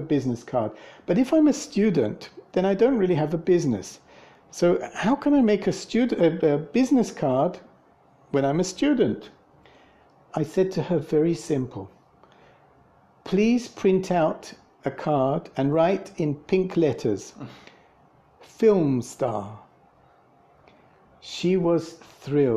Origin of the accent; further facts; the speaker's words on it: England, United Kingdom; moved away; I'm from England